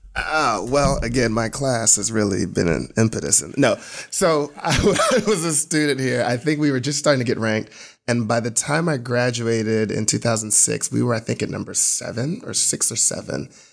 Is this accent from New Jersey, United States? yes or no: yes; New Jersey, United States; now in Atlanta, United States; I'm originally from New Jersey